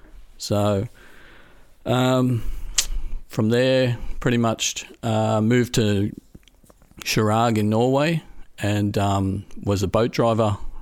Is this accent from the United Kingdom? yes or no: no; Australia; moved away as an adult; now in Europe; I grew up in Australia. and moved to Europe for work in around about 2001, 2003 as a bus driver, of all things, for backpackers.